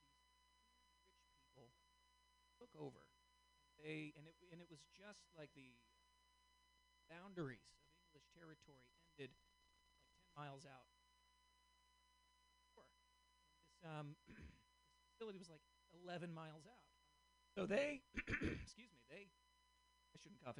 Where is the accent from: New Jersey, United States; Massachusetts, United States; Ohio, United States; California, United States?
Massachusetts, United States; Boston; now in Portland, United States; I'm originally from Boston